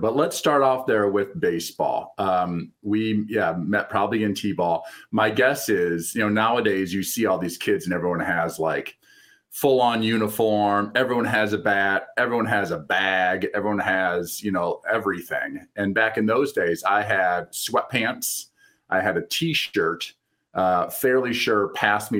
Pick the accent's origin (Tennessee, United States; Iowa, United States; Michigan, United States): Iowa, United States; Maquoketa; Jake and I grew up together in Maquoketa, Iowa